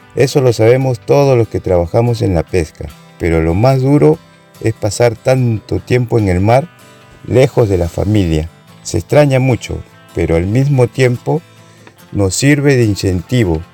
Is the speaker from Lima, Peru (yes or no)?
no; Tambo de Mora, Ica, Peru; Yo nací en Tambo de Mora y recuerdo que desde niño me gustaba ir a la playa